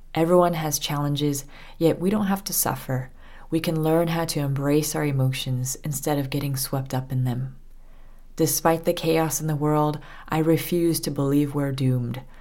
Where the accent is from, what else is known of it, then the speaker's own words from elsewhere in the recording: Southern California, United States; moved away as an adult; also born or lived in France; I was born and raised in Southern California.